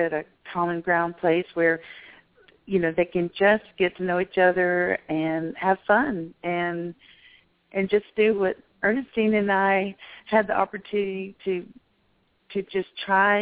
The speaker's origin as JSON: {"language": "English", "town": "Memphis", "region": "Tennessee", "country": "United States", "tie": "born or raised there", "moved": "yes", "said": "until I had moved away from Memphis and lived in another country"}